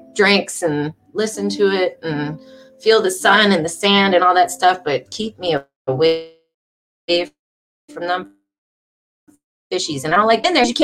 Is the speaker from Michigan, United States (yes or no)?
yes; Detroit, Michigan, United States; moved away as an adult; now in Charlotte, United States; I am from Michigan, Detroit, Michigan, the Great Lakes state. So I did grow up around water, like the lakes, the Great Lakes